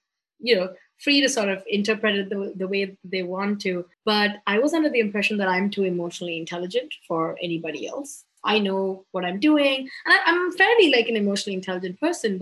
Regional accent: Mumbai, Maharashtra, India; I'm from Bombay, India

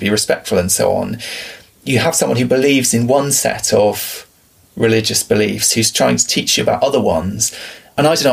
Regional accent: England, United Kingdom; you and I growing up in England

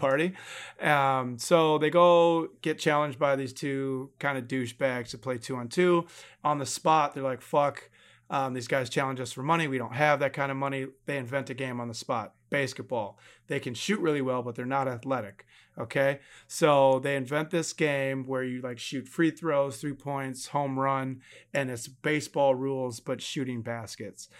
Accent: Milwaukee, Wisconsin, United States; my hometown, Milwaukee

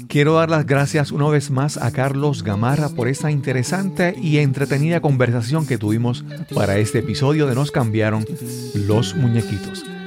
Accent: Puerto Rico; hablando como puertorriqueño

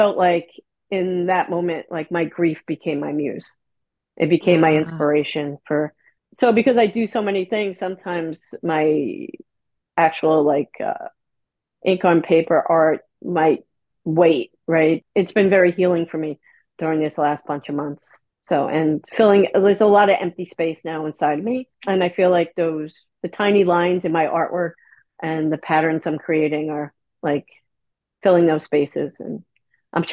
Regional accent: New York City, New York, United States; also born or lived in Manhattan, New York; I was born and raised in Staten Island, New York

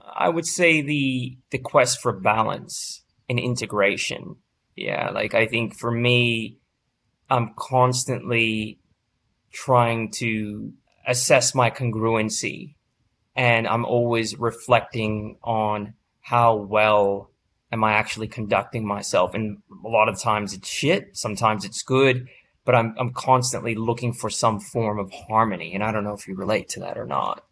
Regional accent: East Bay, California, United States; That's my hometown. I didn't go to Berkeley, but I grew up in the, in the East Bay

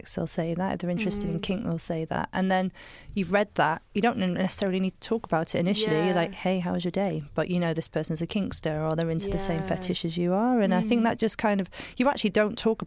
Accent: Somerset, South West England, United Kingdom; I grew up in Somerset

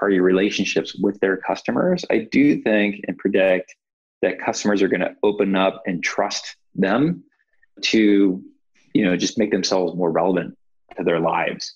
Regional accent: Cleveland, Ohio, United States; moved away as an adult; now in California, United States; I'm from Cleveland, Ohio, which I think is a great place to grow up

